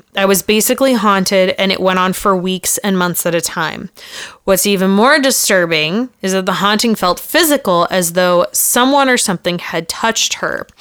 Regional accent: Redlands, California, United States; born or raised there; moved away

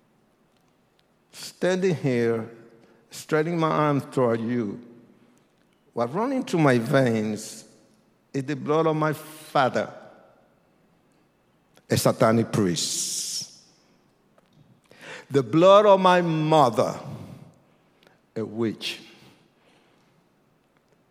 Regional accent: Puerto Rico; I was born in Puerto Rico. I'm Puerto Rican.

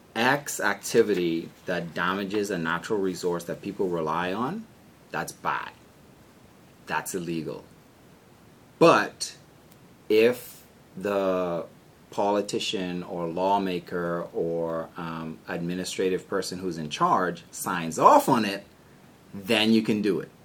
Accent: Bahamas; moved away as an adult; also born or lived in Maryland, United States / Oxford, Ohio, United States; my home country

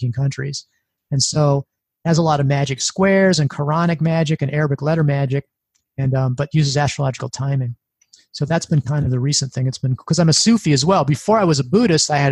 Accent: Midwest, United States; I'm from the Midwest

